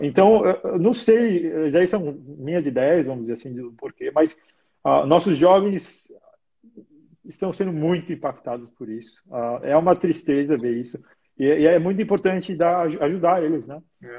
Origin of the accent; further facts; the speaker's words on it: Brazil; now in Australia; como sou brasileiro